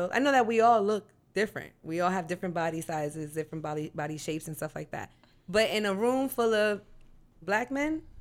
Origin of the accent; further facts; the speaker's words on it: New York City, New York, United States; now in Texas, United States; I'm from the East Coast, the Bronx